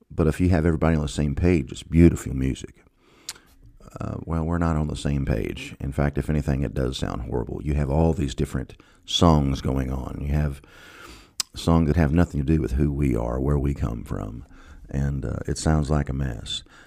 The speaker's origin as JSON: {"language": "English", "country": "United States"}